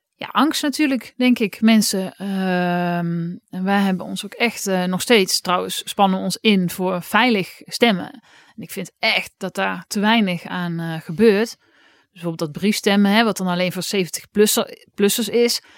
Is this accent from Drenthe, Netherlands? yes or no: no; Oss, North Brabant, Netherlands; in Os, waar ik vandaan kwam.